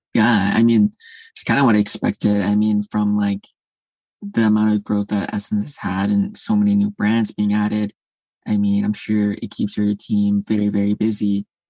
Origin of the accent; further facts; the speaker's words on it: Midwest, United States; now in New York, United States; I'm from the Midwest as well originally